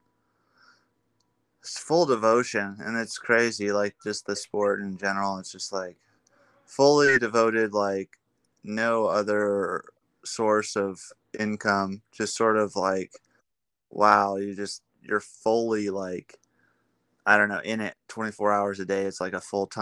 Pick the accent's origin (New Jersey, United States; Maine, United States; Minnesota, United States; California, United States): California, United States; Mission Hills; where I grew up was in Mission Hills